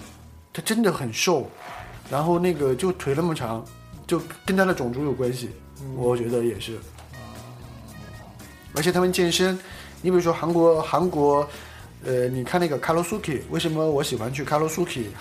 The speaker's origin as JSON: {"language": "Chinese", "country": "China", "lives_now": "South Korea", "said": "的素质比中国人好很多，对，但是他们也会在一个封闭的房间里面跳那个跳一些什么肚皮舞啊这些，但是不像我们中国人在"}